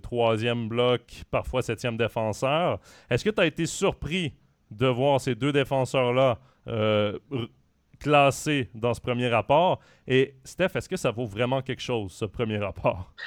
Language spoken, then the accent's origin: French; Switzerland; chez nous en Suisse